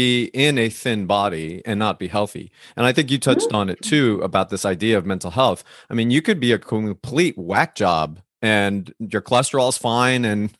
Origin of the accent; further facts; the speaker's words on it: New Jersey, United States; where I grew up in New Jersey, there were Cubans that dominated the area that I grew up in, but there were Cubans, Puerto Ricans, Dominicans, Colombians.